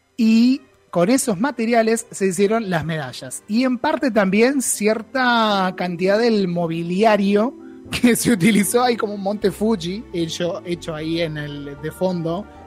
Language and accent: Spanish; Argentina; nosotros mismos como argentinos